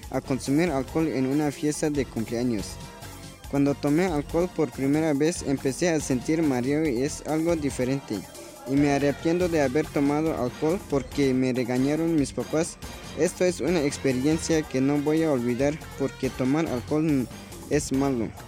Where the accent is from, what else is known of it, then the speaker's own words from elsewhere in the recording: Chaunil, Chiapas, Mexico; soy originario de la comunidad de Chaunil, municipio de Oshchuk.